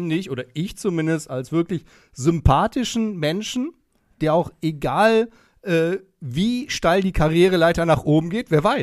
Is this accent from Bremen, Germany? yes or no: no; Bielefeld, North Rhine-Westphalia, Germany; Weil ich komme ja aus Bielefeld, ne?